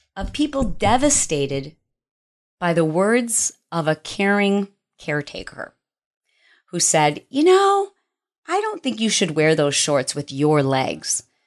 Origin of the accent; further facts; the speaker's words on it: Detroit, Michigan, United States; moved away; I am from Detroit